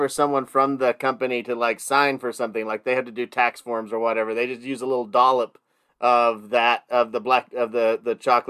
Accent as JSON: {"language": "English", "region": "northern Texas", "country": "United States", "tie": "born or raised there", "said": "in the northern part of Texas where I grew up"}